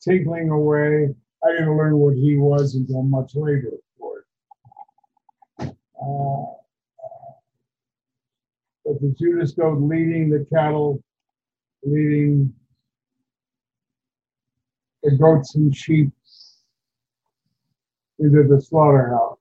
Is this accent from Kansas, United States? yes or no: yes; Kansas City, Kansas, United States; moved away; I come from the West Bottoms of Kansas City, Kansas